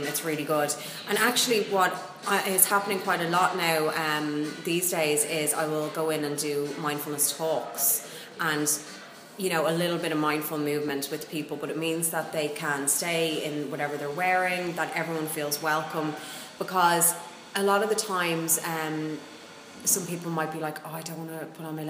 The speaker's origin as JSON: {"language": "English", "country": "Ireland", "said": "as Irish people, we tend to kind of go through the motions quite a lot"}